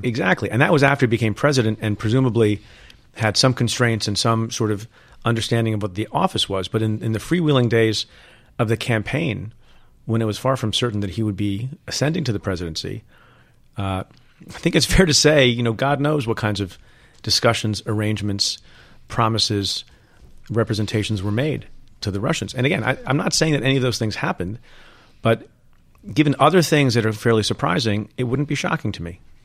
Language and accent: English; New Jersey, United States; also born or lived in India / United Kingdom / Buffalo, New York; we had an ordinary life growing up in Jersey as an immigrant family